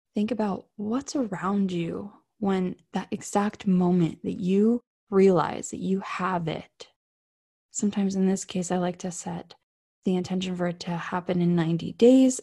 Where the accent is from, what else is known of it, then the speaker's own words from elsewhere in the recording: South Florida, United States; I grew up in South Florida.